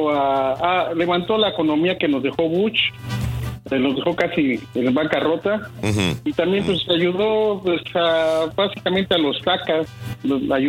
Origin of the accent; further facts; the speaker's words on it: Mexico City, Mexico; now in Columbia, Missouri, United States; yo soy de Ciudad de México